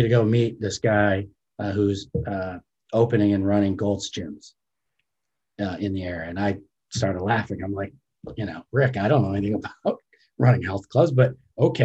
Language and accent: English; Cleveland, Ohio, United States; So I grew up in Ohio, in the Cleveland area.